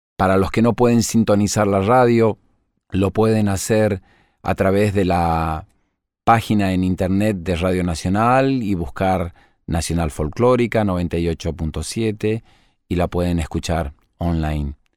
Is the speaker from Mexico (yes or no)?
no; Argentina; nosotros los argentinos